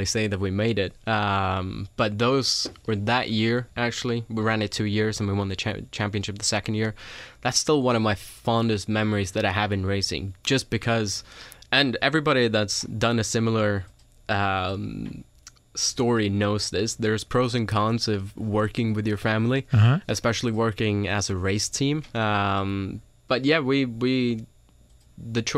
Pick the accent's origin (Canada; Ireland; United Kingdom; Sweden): Sweden; moved away as an adult; now in United States; I grew up in Europe, I'm from Sweden, and raced over there